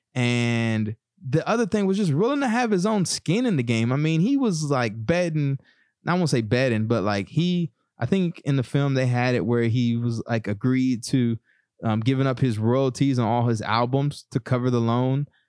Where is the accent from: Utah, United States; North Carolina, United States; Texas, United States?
Texas, United States; East; growing up in East Texas